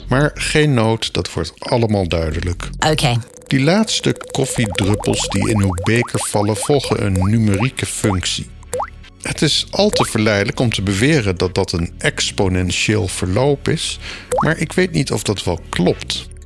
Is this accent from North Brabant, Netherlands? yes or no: no; Groningen, Netherlands; Toen wij in mijn jeugd als gezin in Groningen woonden in de Kattenhagen